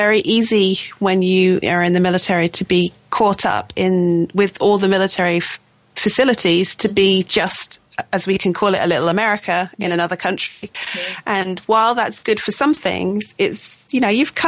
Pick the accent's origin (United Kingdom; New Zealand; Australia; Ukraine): United Kingdom; Suffolk, East of England; moved away as an adult; also born or lived in Italy / Oregon / Colorado; now in Leeds, United Kingdom; I'm from the south. I'm from Suffolk, which is the big fat bit on the right-hand side